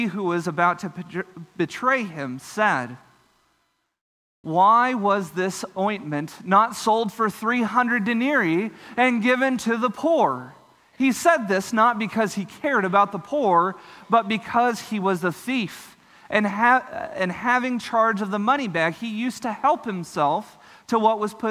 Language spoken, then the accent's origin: English; Texas Panhandle, United States; I grew up in the Texas Panhandle.